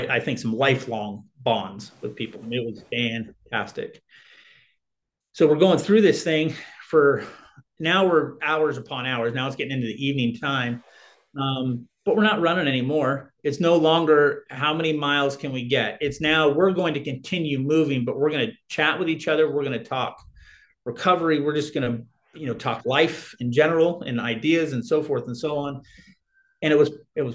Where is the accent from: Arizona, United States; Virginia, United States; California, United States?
Arizona, United States; I'm from Arizona and it's hot here